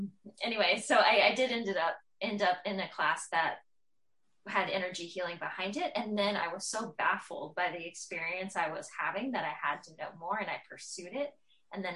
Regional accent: Tennessee, United States; I'm from Tennessee

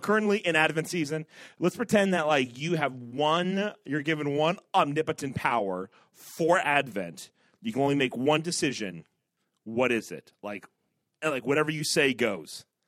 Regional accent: Ohio, United States; I'm from Ohio

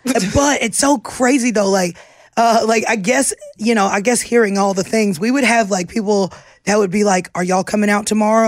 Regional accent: Poplarville, Mississippi, United States; moved away as an adult; also born or lived in New Orleans; I came straight from Poplarville, Mississippi, to New Orleans.

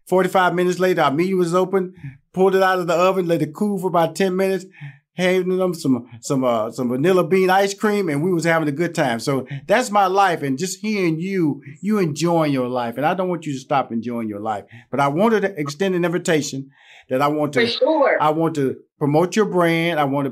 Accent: Houston, Texas, United States; because I'm from Houston, Texas. I'm country. So I'm country.

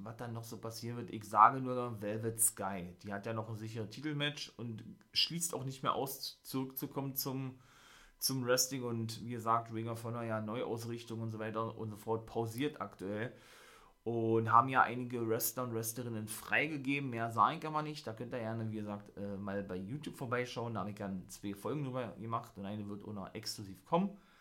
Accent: Germany; bei uns in Deutschland, in Berlin

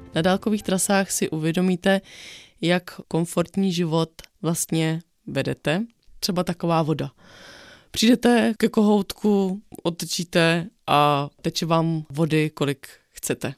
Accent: Bohemia, Czechia; u nás v Čechách, na Šumavě

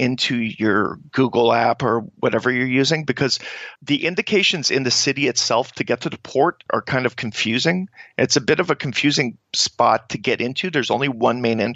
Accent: Canada; as Canadians

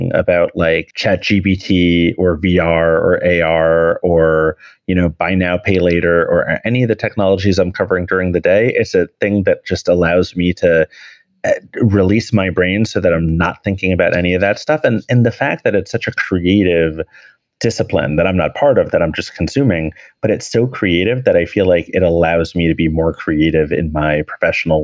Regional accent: New York City, New York, United States; I'm a New Yorker with three pets

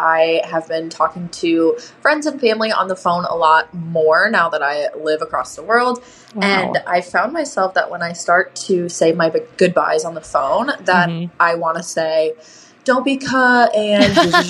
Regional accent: Davenport, Iowa, United States; moved away as an adult; now in Australia; I'm actually from Davenport, Iowa

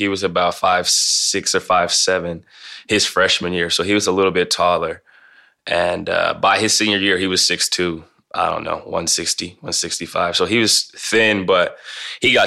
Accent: Canton, Ohio, United States; growing up in Canton, Ohio

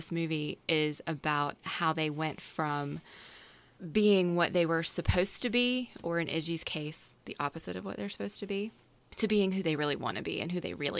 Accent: the South, United States

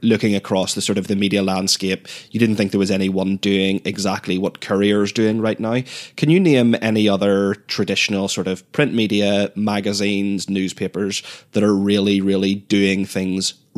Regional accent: Northern Ireland, United Kingdom; moved away as an adult; also born or lived in Bristol / Belfast; I'm from Northern Ireland originally and moved back there about 2 years ago after several years of living in Bristol in England.

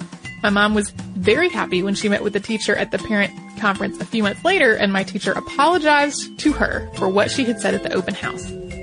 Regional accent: Philadelphia, Pennsylvania, United States; also born or lived in Poland; I was born in Poland, but I was only 6 months old when my parents and I immigrated to the United States, settling in the Philadelphia area.

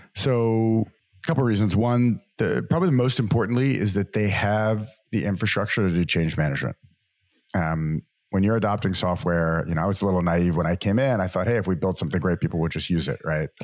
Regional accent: New Orleans, Louisiana, United States; moved away as an adult; also born or lived in Massachusetts / San Francisco; Grew up in the great state of Louisiana and the wonderful city of New Orleans.

